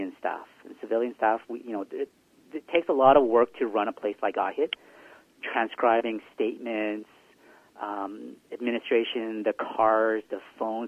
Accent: Vancouver, British Columbia, Canada; also born or lived in South Korea; Grew up, you know, my whole life here in the Lower Mainland and in the southwest side of Vancouver

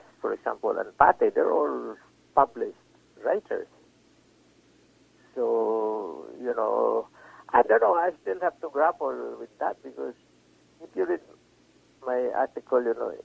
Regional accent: Cebu City, Central Visayas, Philippines; also born or lived in Manila, Philippines; now in Canada; I came from Cebu, I went to Manila, and then to Canada.

